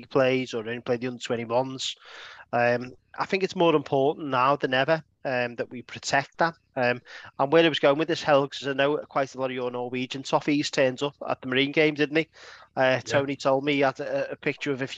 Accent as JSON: {"language": "English", "town": "Crosby", "region": "North West England", "country": "United Kingdom", "tie": "born or raised there", "said": "I grew up in Crosby."}